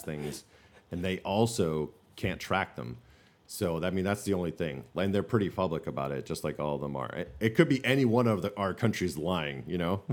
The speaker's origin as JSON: {"language": "English", "region": "the North", "country": "United States", "said": "We're from the North"}